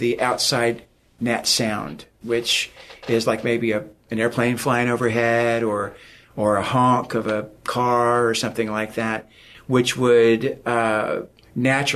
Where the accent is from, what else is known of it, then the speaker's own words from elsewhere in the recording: Oklahoma, United States; I'm from Oklahoma